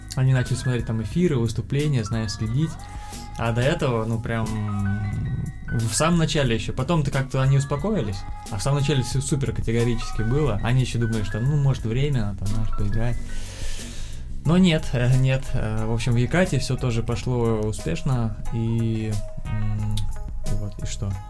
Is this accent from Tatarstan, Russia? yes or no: yes; Kazan, Tatarstan, Russia; moved away as an adult; also born or lived in Yekaterinburg; я сам из Казани